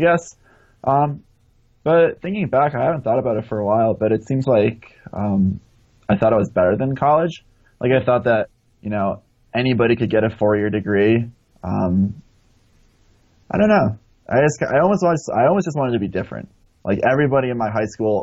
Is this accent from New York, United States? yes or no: yes; Westchester County, New York, United States; moved away as an adult; now in Utah, United States; growing up in New York, I mean, it was pretty typical suburban kind of Westchester County upbringing.